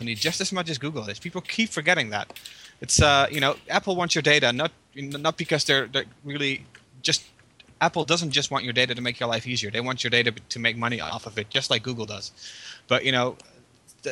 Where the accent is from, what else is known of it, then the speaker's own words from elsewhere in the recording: Netherlands; as a Dutch citizen